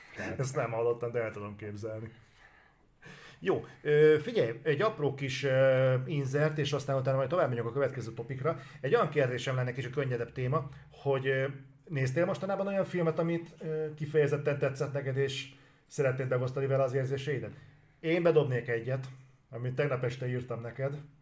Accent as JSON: {"language": "Hungarian", "country": "Hungary"}